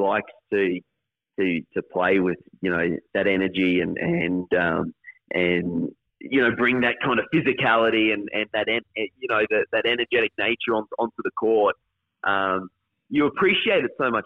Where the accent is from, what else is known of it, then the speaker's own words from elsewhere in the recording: Queensland, Australia; Obviously, being a Queenslander